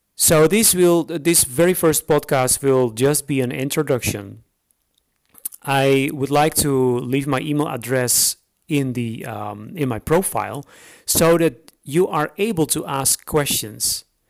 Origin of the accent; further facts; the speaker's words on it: Netherlands; English is a second language; moved away as an adult; now in Romania; I'm uh, I'm Dutch, so I'm from the Netherlands. But I'm living now for about eight years